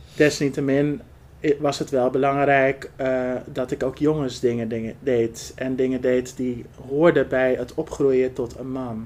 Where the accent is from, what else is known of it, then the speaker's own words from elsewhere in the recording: Netherlands; Ik ben van huis uit half Marokkaans en half Arbaans, maar mhm. wel geboren en getogen in Nederland.